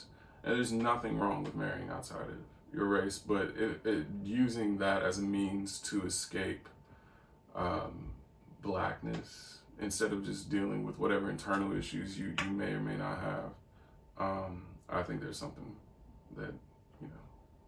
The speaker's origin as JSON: {"language": "English", "town": "St. Louis", "region": "Missouri", "country": "United States", "tie": "born or raised there", "said": "My mom, we lived in the, I'm from St. Louis, and we lived in the hood. So I was constantly surrounded by black people growing up."}